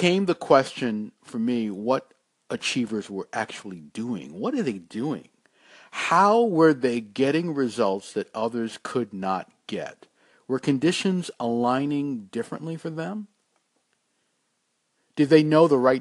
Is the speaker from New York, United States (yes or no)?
yes; New York City, New York, United States; When I was growing up in Brooklyn, New York